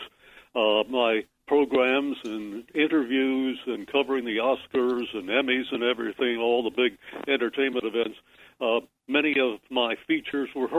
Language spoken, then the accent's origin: English; Corning, New York, United States; I grew up in Corning, New York, the glass capital of the world